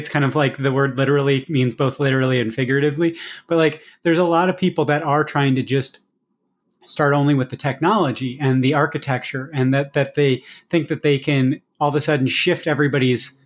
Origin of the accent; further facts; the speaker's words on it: Iowa, United States; I come from Iowa, so large scale farming